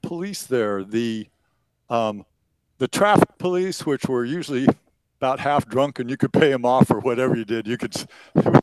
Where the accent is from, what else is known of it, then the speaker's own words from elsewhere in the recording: Eastern Oregon, United States; growing up in Eastern Oregon